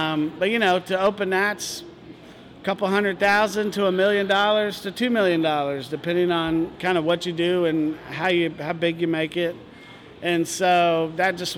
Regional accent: Northern Virginia, United States; also born or lived in Richmond, Virginia; I was born in Richmond and grew up just outside of D.C. in Northern Virginia.

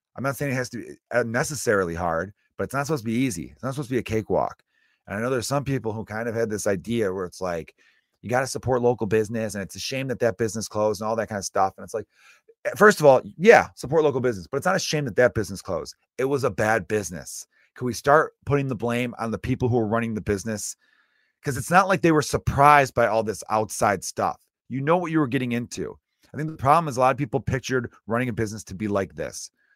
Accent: United States; I'm American, but I come from Ir-, uh, pretty much all H-, Irish background.

